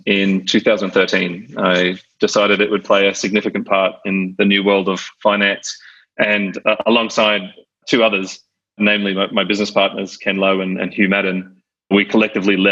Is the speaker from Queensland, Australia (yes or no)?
yes; Brisbane, Queensland, Australia; moved away as an adult; also born or lived in Sydney; I was born and raised in Brisbane, Australia.